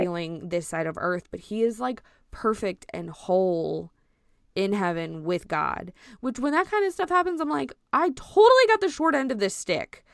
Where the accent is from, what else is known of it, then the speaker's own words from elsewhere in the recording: Cajun, Louisiana, United States; I'm Cajun